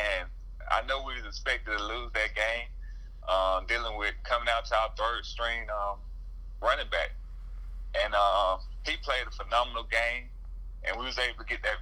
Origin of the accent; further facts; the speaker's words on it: Georgia, United States; I'm from Georgia.